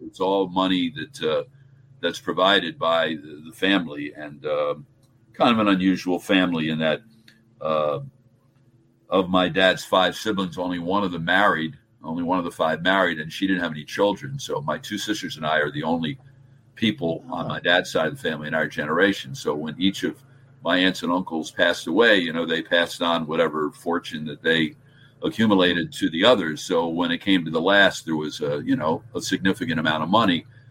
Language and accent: English; New Jersey, United States; I'm a Jersey guy